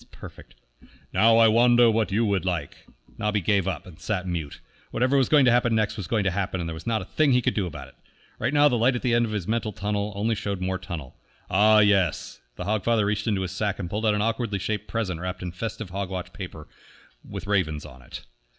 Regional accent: United States; growing up in America.

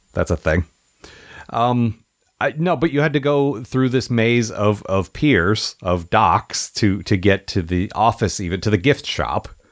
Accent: United States; now in Seattle, United States; I grew up near Washington, D C

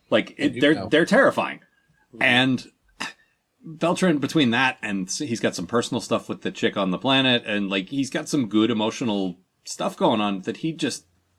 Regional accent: Maryland, United States; we're from Maryland.

